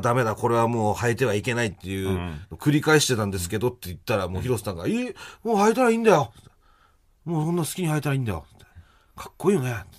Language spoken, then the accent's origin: Japanese; Chiba, Japan; 俺の地元の千葉